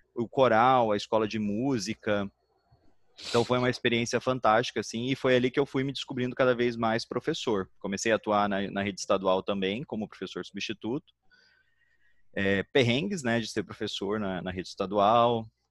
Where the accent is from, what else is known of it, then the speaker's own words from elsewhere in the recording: Curitiba, Paraná, Brazil; now in Rio de Janeiro, Brazil; eu sou curitibano